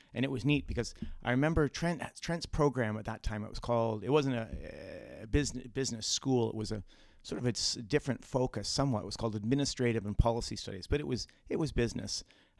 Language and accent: English; Bracebridge, Ontario, Canada; I'm from Bracebridge, a couple hundred kilometers northwest of here.